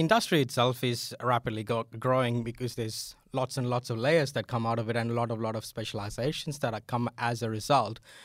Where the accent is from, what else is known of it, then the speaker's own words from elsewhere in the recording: India; moved away as an adult; also born or lived in Adelaide, Australia; now in Australia; I'm originally from India